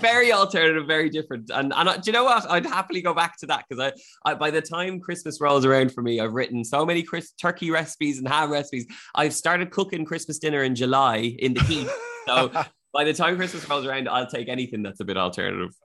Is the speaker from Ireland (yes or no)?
yes; Ireland; moved away as an adult; now in Sweden; as an Irish person